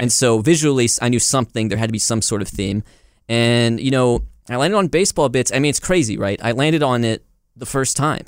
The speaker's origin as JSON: {"language": "English", "town": "Rome", "region": "Georgia", "country": "United States", "tie": "born or raised there", "also_born_or_lived": "Germany", "said": "living in my hometown of Rome, Georgia"}